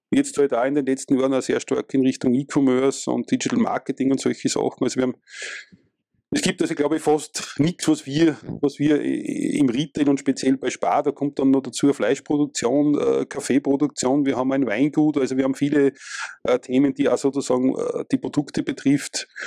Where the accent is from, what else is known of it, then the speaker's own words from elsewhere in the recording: Austria; ich komme aus Österreich